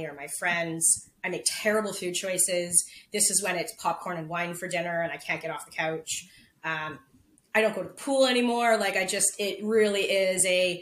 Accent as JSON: {"language": "English", "town": "Prince Rupert", "region": "British Columbia", "country": "Canada", "tie": "born or raised there", "said": "I was born in Prince Rupert with, if anybody knows where that is, it rains 300 days a year there."}